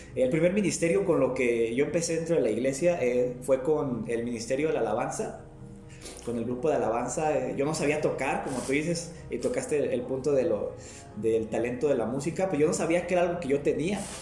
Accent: Guadalajara, Jalisco, Mexico; also born or lived in Zamora, Michoacán / San Jeronimito, Guerrero; now in Maravatío, Mexico; radiqué muchos años en Zamora, Michoacán, pero pues este, soy nacido en Guadalajara, Jalisco

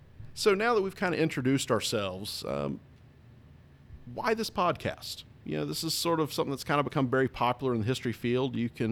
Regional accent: Newport, North Carolina, United States; moved away as an adult; now in Gettysburg, United States; in my hometown of Newport, North Carolina, in eastern North Carolina, where I was born and raised. And I've lived in Gettysburg for, well, in August it'll be 11 years.

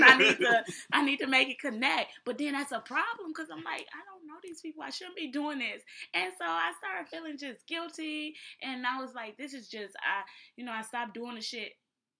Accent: Israel; since I'm from Israel, at the core, that's what I just right. gravitate towards.

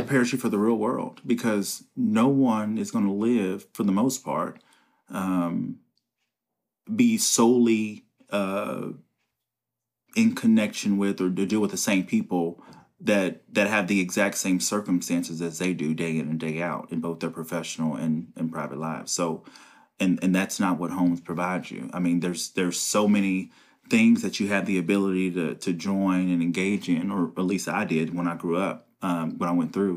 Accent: Covington, Kentucky, United States; also born or lived in Cincinnati, Ohio; I was born in Cincinnati, and we transitioned to Covington, um, about the third grade, I was in the third grade.

